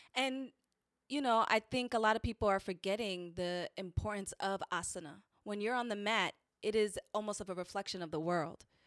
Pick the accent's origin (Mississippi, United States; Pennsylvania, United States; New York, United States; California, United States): New York, United States; New York City; I'm from the Bronx.